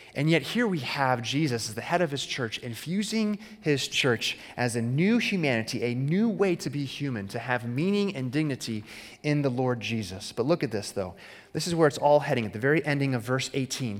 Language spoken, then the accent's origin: English; Arizona, United States; As a kid growing up in Arizona